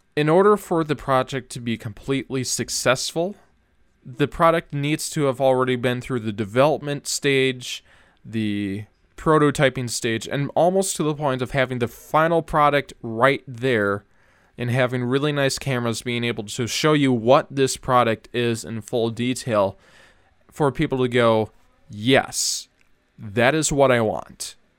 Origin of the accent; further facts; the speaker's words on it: Minnesota, United States; I'm from Minnesotan